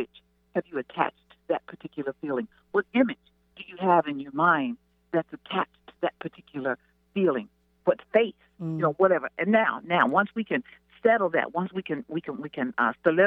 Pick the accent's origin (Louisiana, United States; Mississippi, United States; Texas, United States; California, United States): Mississippi, United States; I'm from Mississippi, so we call it a yonder place.